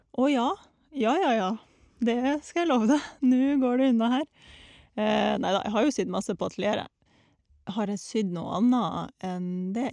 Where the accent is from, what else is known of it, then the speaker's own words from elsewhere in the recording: Russia; now in Norway; jeg var hjemme i Russland i eh, ferien